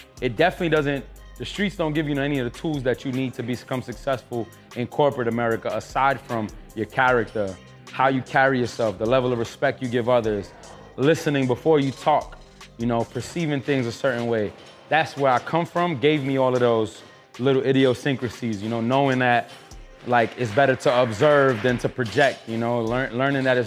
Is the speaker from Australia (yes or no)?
no; New York City, New York, United States; born or raised there